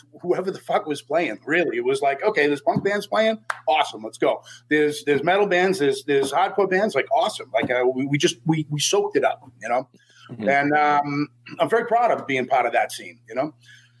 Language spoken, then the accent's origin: English; Boston, Massachusetts, United States; accent: Boston; No, fuck no. I'm from Boston. Fuck yeah.